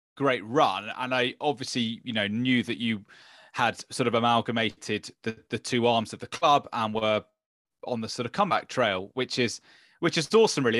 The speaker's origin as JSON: {"language": "English", "region": "London", "country": "United Kingdom", "tie": "born or raised there", "said": "born and bred in London, and I went to King's School in Wimbledon"}